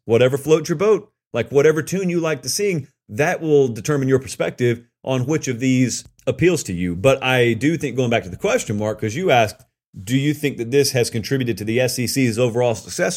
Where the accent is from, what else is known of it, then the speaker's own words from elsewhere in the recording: the South, United States; I grew up in the South.